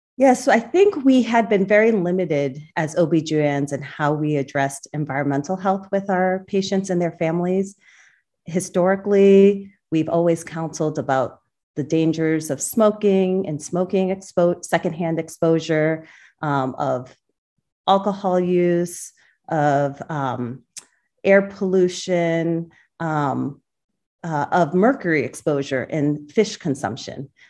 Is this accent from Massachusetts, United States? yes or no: yes; central Massachusetts, United States; also born or lived in Boston; I was born in Boston. Um, along with my three siblings, uh, we grew up in central Massachusetts